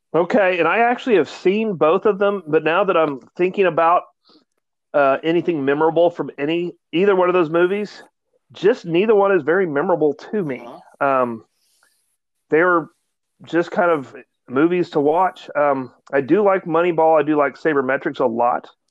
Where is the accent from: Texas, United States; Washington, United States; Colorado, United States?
Texas, United States; Dallas; I'm from Dallas